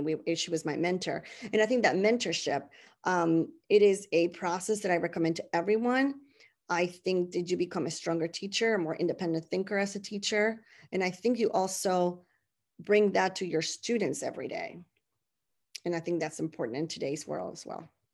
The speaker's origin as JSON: {"language": "English", "town": "San Juan", "country": "Puerto Rico", "tie": "born or raised there", "first_language": "Spanish", "second_language": "English", "moved": "as an adult", "said": "I was, uh, born and raised in San Juan, Puerto Rico"}